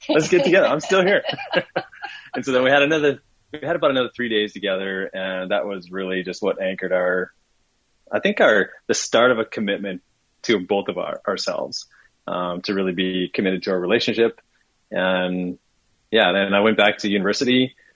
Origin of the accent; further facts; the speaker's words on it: Minnesota, United States; moved away as an adult; I was from Minnesota and living in Minnesota at the time